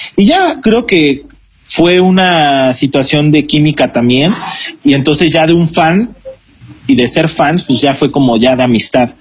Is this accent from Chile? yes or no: no; Mexico